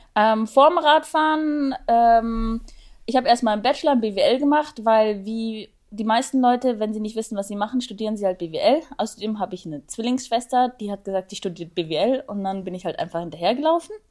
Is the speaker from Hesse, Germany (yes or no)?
no; Augsburg, Bavaria, Germany; ich komme aus Augsburg